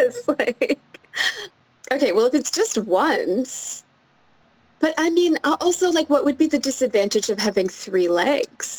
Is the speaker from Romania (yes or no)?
no; Quebec, Canada; I grew up in Quebec